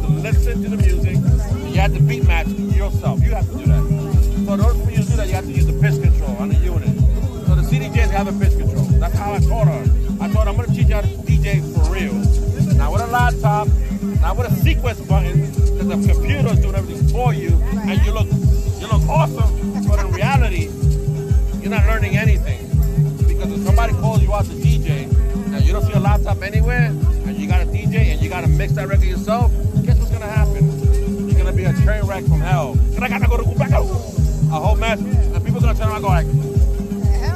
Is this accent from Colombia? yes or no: no; New York City, New York, United States; I'm from the Lower East Side myself